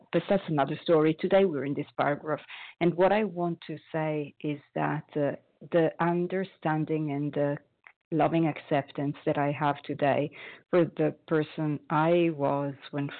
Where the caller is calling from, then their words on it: Paris, Île-de-France, France; I am calling from Paris, France